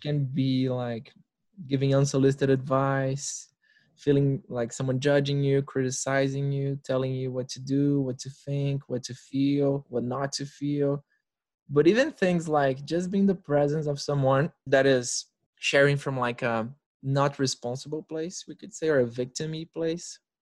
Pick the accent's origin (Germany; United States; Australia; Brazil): Brazil; Brasília, Federal District; I'm in Brasilia, Brazil, the capital of Brazil, for those that don't know. And it's my hometown. This is where I was born.